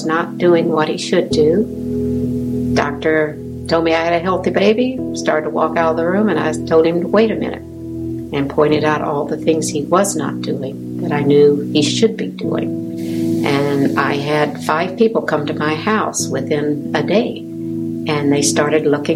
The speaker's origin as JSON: {"language": "English", "region": "the South", "country": "United States", "moved": "yes", "said": "I'm from the South."}